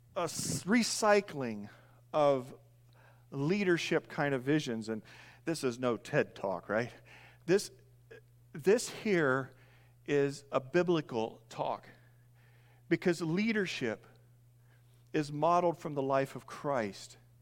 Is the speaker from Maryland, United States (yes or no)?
no; Indiana, United States; moved away as an adult; I grew up in Indiana, long term, moved here seven years ago. I grew up in a large grain farm